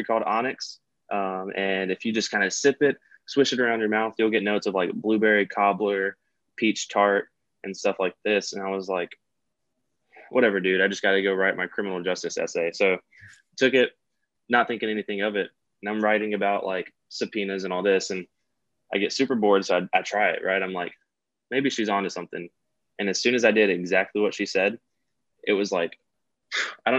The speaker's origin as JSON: {"language": "English", "town": "Tupelo", "region": "Mississippi", "country": "United States", "tie": "born or raised there", "also_born_or_lived": "Dallas, Texas", "said": "I'm from Mississippi, born and raised."}